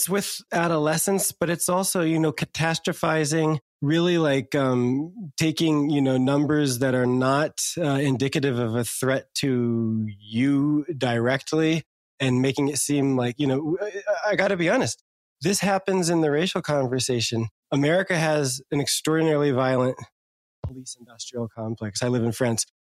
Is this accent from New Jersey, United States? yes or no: yes; New Jersey, United States; the hood kids I grew up with in New Jersey